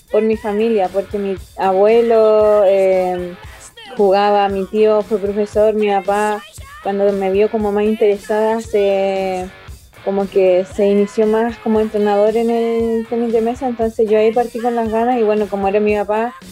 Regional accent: Osorno, Los Lagos, Chile; De Osorno.

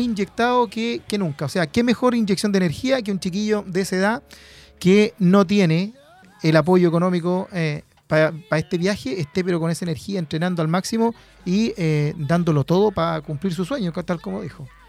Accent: Penco, Biobío, Chile; Penco es amor, mi tierra de allá, nacido y criado en Penco City.

